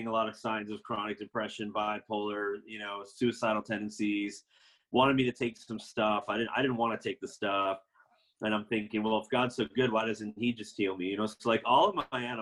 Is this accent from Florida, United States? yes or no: yes; Florida, United States; I was raised in Florida in a Seventh-day Adventist family